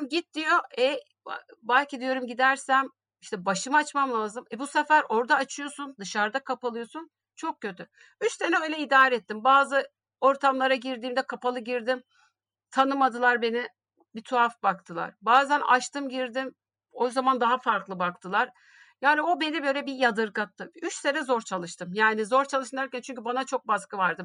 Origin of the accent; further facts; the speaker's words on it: Şanlıurfa, Turkey; moved away; 1970 Şanlıurfa doğumluyum